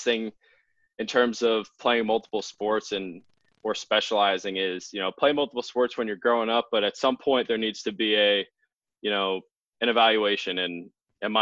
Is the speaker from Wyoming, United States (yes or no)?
no; 40 minutes from Reading, Pennsylvania, United States; my hometown is 40 minutes away from Reading.